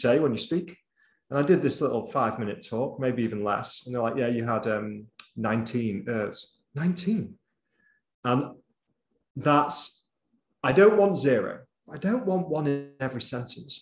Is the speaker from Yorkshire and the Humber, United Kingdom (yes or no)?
no; Bolton, North West England, United Kingdom; accent: Boltonese; moved away; I'm from Bolton originally, and I think it serves me well to speak in a bit of Boltonese